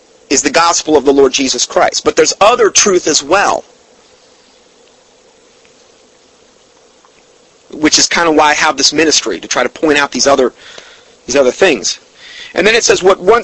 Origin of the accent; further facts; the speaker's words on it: Fort Myers, Florida, United States; my hometown. And Fort Myers, Florida